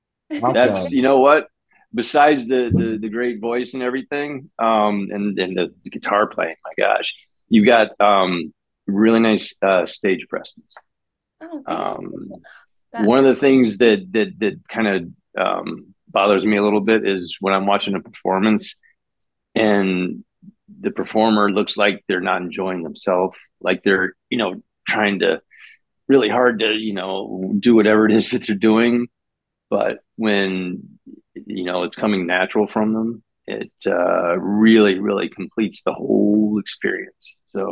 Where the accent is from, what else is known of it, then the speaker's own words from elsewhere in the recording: Florida, United States; I'm from California. Northwest Florida.